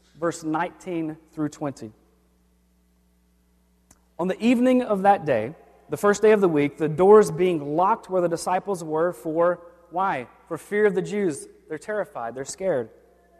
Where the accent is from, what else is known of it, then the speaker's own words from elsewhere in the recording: the South, United States; I grew up in the South, and thunderstorms were frequent